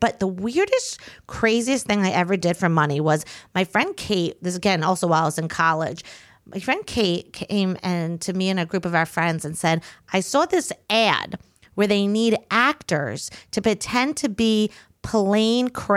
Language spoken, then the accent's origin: English; Long Island, New York, United States; I'm from Long Island. We don't got woods